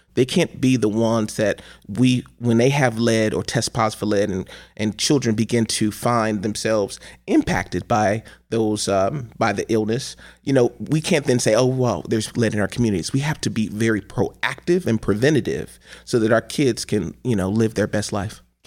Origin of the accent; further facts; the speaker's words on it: Cleveland, Ohio, United States; as a young person growing up in Cleveland, Ohio